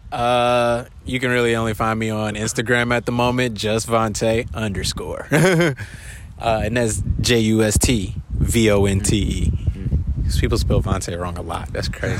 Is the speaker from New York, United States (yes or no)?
no; Detroit, Michigan, United States; now in Honolulu, United States; I'm from Detroit. So uh, back when I was in middle school, I actually used to live upstairs from a studio my um, uncle had owned